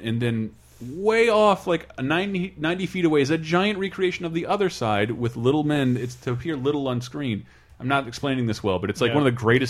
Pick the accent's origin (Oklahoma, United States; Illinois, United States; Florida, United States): Florida, United States; Tallahassee; born or raised there